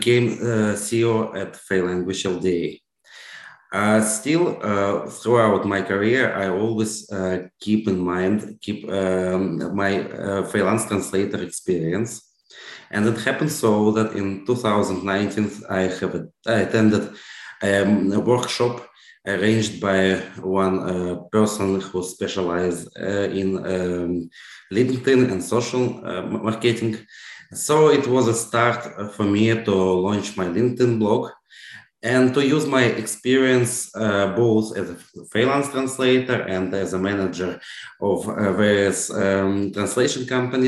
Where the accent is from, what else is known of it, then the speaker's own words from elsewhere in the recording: Russia; moved away as an adult; when I left Russia in 2011